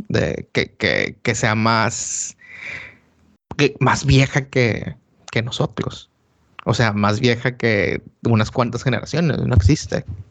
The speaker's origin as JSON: {"language": "Spanish", "country": "Mexico", "moved": "yes", "said": "lo que somos como mexicanos."}